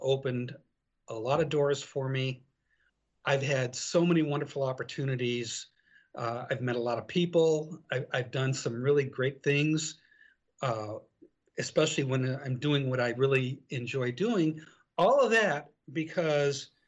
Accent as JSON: {"language": "English", "town": "Detroit", "region": "Michigan", "country": "United States", "tie": "born or raised there", "said": "growing up in Detroit, you know, back in the day, everybody went to graduated from high school. And like myself, I graduated from high school, and the following Monday, I was on the assembly line at Chrysler."}